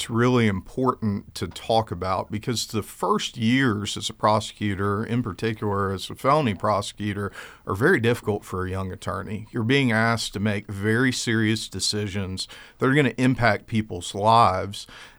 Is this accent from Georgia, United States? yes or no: yes; Albany, Georgia, United States; born there; My sister and I were born here in the United States. I was born in Albany, Georgia.